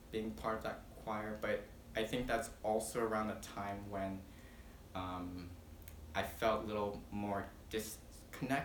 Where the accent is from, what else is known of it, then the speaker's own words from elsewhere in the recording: Mililani, Hawaii, United States; also born or lived in Philippines / San Antonio, Texas; I grew up in Mililani